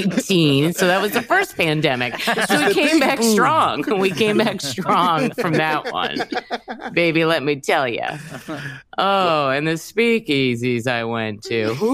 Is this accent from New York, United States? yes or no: no; New Jersey, United States; cause I grew up in New Jersey